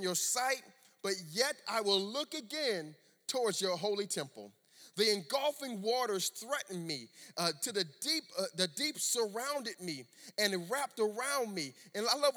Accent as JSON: {"language": "English", "town": "Miami", "region": "Florida", "country": "United States", "tie": "born or raised there", "also_born_or_lived": "Orlando, Florida", "said": "I grew up in Miami, Florida"}